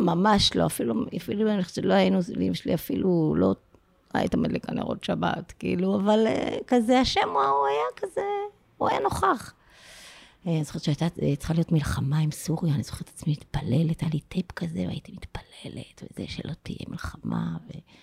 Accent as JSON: {"language": "Hebrew", "town": "Afula", "region": "Northern District", "country": "Israel", "tie": "born or raised there", "moved": "yes", "said": "אני באמת גדלתי בעפולה"}